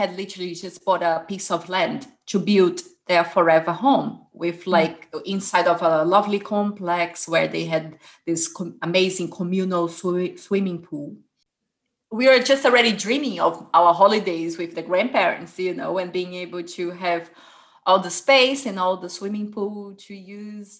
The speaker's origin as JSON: {"language": "English", "town": "Fortaleza", "region": "Ceará", "country": "Brazil", "tie": "born or raised there", "moved": "yes", "lives_now": "England", "said": "I was born in Fortaleza, which is in the northeast of Brazil"}